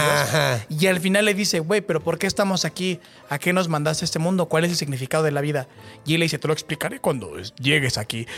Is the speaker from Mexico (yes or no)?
yes; State of Mexico, Mexico; Yo soy del Estado de México